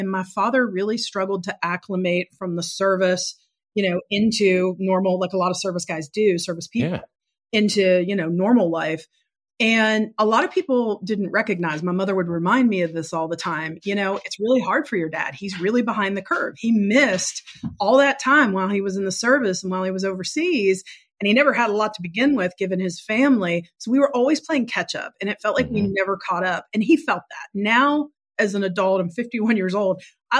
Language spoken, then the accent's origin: English; West Virginia, United States; also born or lived in Pittsburgh, Pennsylvania; So I was not born in West Virginia. I was the only one of my four siblings that wasn't. I was born in Pittsburgh and my parents were both from Pittsburgh.